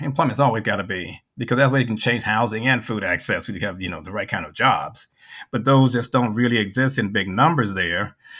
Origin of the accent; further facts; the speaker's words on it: the South, United States; I'm from the South. We were trained, okay, well, things are going to be better up North.